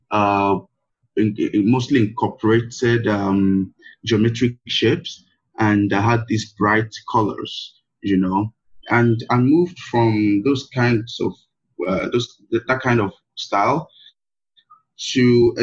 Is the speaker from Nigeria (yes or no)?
yes; Nigeria; my being a Black person, to my being a Nigerian, to my being an African